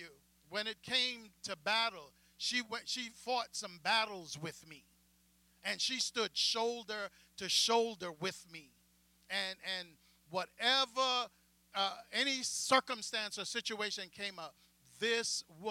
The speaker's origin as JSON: {"language": "English", "country": "Jamaica", "moved": "yes", "said": "me as a Jamaican black pastor coming out of the island"}